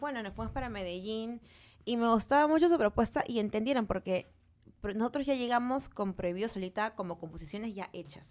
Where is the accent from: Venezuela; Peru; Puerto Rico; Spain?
Peru; yo soy cantante peruana